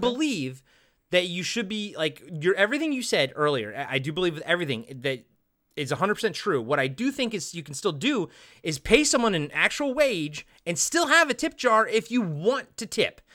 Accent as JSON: {"language": "English", "region": "Maryland", "country": "United States", "tie": "born or raised there", "moved": "yes", "lives_now": "Pacific Northwest, United States", "said": "growing up in Maryland"}